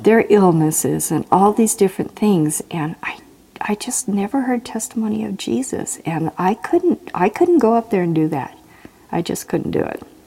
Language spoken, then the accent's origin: English; Tacoma, Washington, United States; now in Idaho, United States; I was born in Tacoma, Washington.